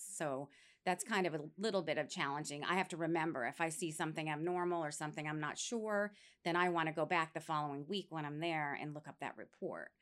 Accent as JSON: {"language": "English", "region": "New York", "country": "United States", "tie": "born or raised there", "moved": "as an adult", "lives_now": "Florida, United States", "said": "I grew up in New York State, and after I graduated high school, I came down here to Florida"}